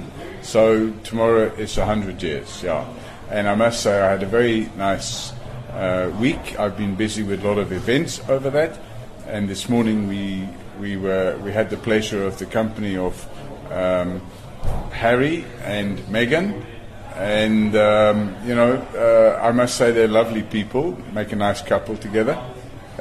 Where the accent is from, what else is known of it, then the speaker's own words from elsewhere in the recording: Ireland; now in South Africa; I'm Irish originally, although I'm now a loyal South African